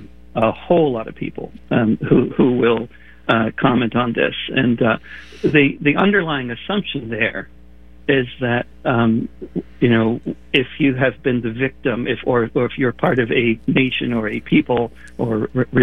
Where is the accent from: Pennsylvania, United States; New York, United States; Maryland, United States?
New York, United States; around; growing up around New York